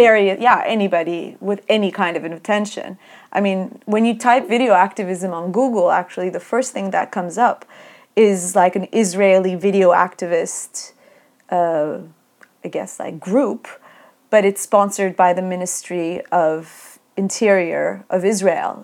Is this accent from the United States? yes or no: no; Turkey; when we were growing up in Turkey